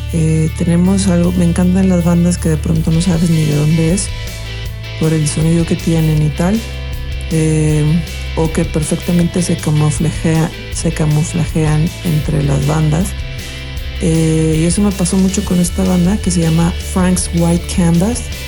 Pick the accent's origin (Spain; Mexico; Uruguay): Mexico; Guadalajara, Jalisco; soy de Guadalajara